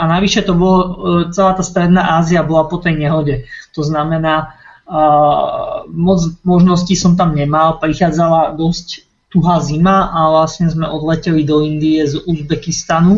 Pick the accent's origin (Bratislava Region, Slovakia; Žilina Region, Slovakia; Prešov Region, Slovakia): Bratislava Region, Slovakia; Bratislava; moved away as an adult; u nás v Bratislave